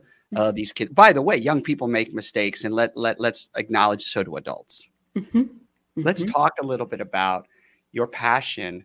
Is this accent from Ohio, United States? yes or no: no; Los Angeles, California, United States; I grew up